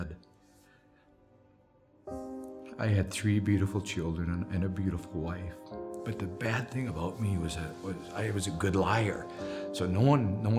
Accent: White Bear Lake, Minnesota, United States; I grew up in White Bear Lake in the 50s

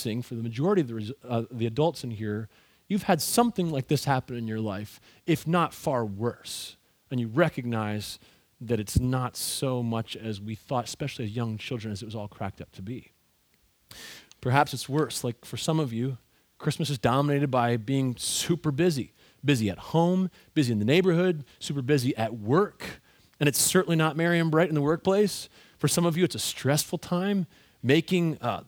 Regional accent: Ontario, Canada; I grew up in Ontario, Canada

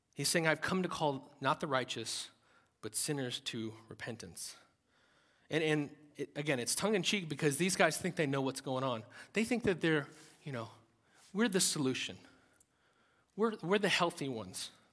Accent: United States; as Americans

